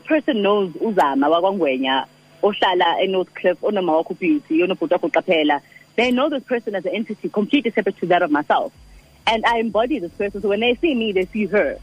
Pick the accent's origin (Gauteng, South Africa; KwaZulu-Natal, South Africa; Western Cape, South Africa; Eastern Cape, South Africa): KwaZulu-Natal, South Africa; Durban; also born or lived in Umlazi; I grew up in Durban